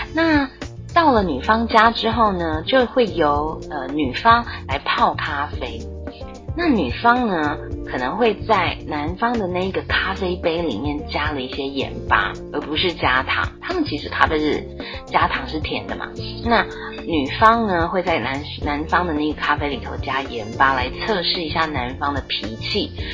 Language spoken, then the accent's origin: Chinese; Taiwan; 我们台湾人订婚的时候啊，女生要为男方亲属奉茶的习俗